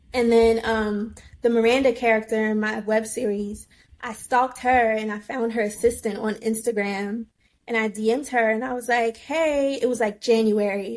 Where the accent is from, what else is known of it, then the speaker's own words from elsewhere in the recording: Virginia, United States; moved away as an adult; also born or lived in Washington, District of Columbia, United States; now in New York, United States; I grew up in Virginia, and then when I was old enough, I moved to DC